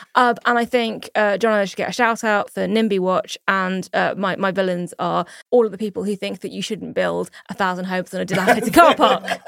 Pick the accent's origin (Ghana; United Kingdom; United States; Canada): United Kingdom; as a British Jew